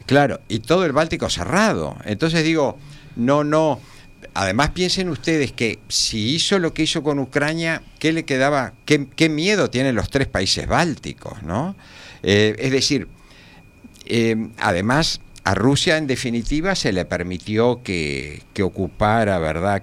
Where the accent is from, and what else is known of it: Uruguay